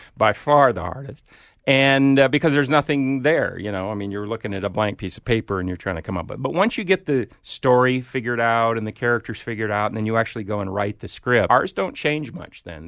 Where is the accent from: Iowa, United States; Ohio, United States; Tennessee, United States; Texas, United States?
Iowa, United States; moved away; grew up in Iowa as well, small town